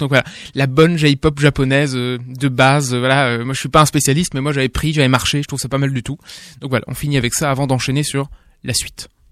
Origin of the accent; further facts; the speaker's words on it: France; en tant que français